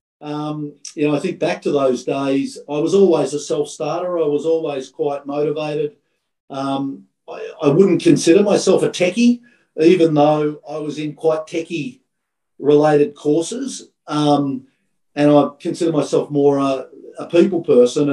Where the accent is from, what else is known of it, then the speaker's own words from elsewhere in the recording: country Victoria, Australia; also born or lived in Calgary, Canada / Melbourne, Australia / New York, United States; I grew up in country Victoria. And so, loved playing my cricket and my football as a young Victorian boy